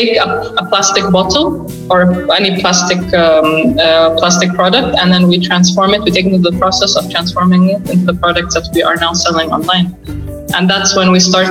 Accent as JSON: {"language": "English", "country": "Saudi Arabia", "tie": "born or raised there", "said": "I lived and I was born and raised in Saudi, in Saudi Arabia"}